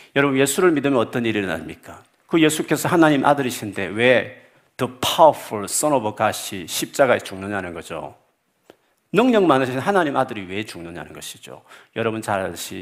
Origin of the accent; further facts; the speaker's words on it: South Korea; now in United Kingdom; 우리가 한기, 한국인으로서 영국에 살다 보면